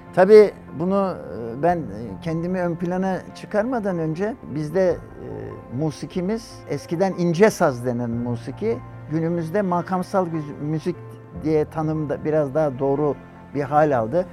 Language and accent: Turkish; Istanbul, Turkey; burada doğmuşum, burada büyümüşüm, buranın ilkokuluna gitmişim